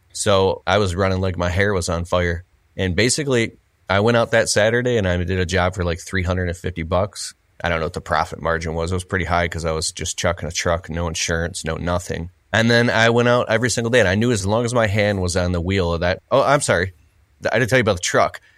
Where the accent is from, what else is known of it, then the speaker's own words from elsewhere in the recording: Michigan, United States; I'm from Michigan, and my uncles and people would tell, "Oh, you gotta get a job at the big three, Ford, G M, Chrysler."